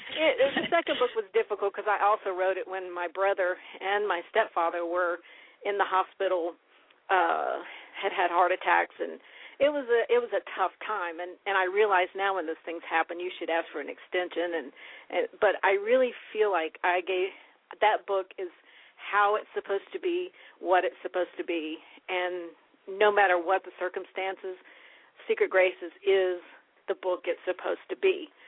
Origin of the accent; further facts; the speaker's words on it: West Virginia, United States; born there; I was born in West Virginia